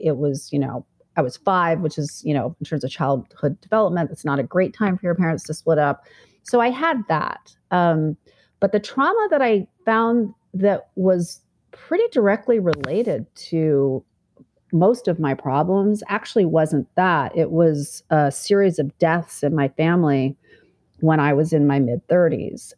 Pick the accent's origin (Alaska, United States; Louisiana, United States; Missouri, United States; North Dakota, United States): Alaska, United States; Fairbanks; moved away; also born or lived in Manhattan, New York; I grew up in Fairbanks, Alaska, very conservative, small town mentality